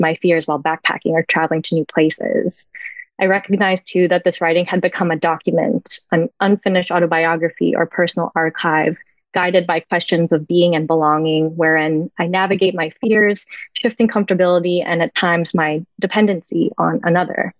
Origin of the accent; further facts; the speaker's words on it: southeastern Ontario, Canada; also born or lived in Philippines / San Francisco Bay Area; now in Greater Toronto Area, Canada; At the age of 3, I emigrated to Canada from the Philippines. Growing up in southeastern Ontario